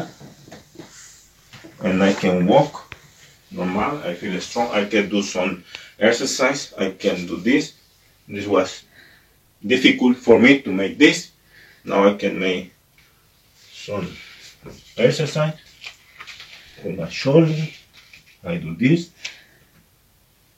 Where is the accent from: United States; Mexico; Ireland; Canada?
Mexico; now in Germany; I am from Mexico